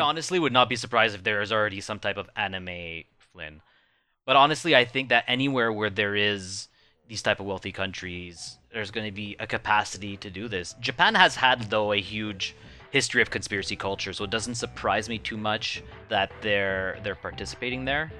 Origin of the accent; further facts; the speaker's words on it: Canada; I'm Canadian